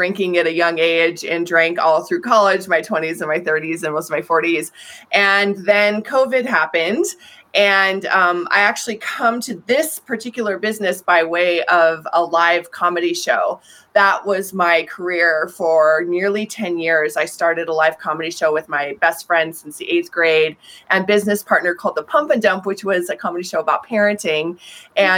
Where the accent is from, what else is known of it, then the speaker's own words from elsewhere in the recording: Colorado, United States; I'm from Colorado